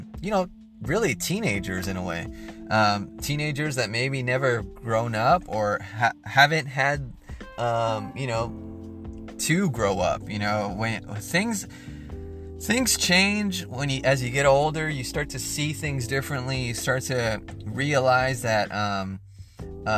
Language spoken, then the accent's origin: English; United States; as being an American, as being a part of this great nation